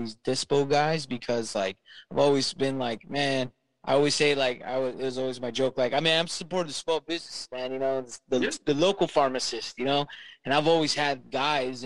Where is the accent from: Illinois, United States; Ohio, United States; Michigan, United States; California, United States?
California, United States; Southern; moved away; I'm from Southern California